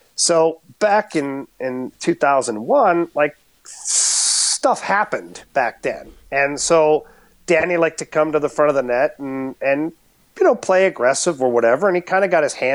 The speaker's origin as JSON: {"language": "English", "town": "Ottawa", "region": "Ontario", "country": "Canada", "tie": "born or raised there", "said": "growing up in Ottawa"}